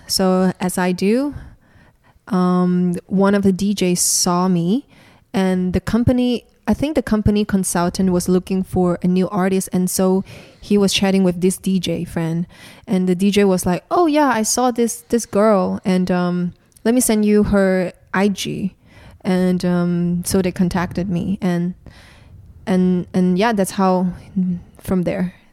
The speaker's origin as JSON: {"language": "English", "region": "Kuala Lumpur", "country": "Malaysia", "tie": "born or raised there", "said": "I'm from Malaysia, so born and raised in Malaysia"}